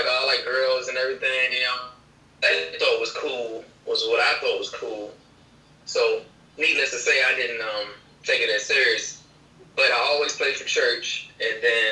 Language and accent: English; Chesapeake, Virginia, United States; also born or lived in Portsmouth, Virginia; right here from Chesapeake and Portsmouth, Virginia